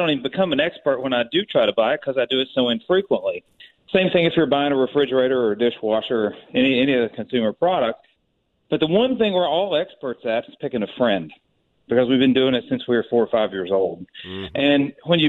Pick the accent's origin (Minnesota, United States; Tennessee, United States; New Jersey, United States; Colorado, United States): Tennessee, United States; moved away; I'm from Tennessee originally